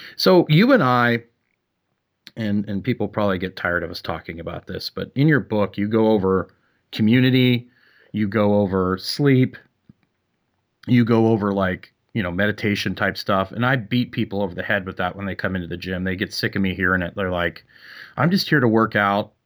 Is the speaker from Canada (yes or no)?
yes; Canada; moved away; I'm from Canada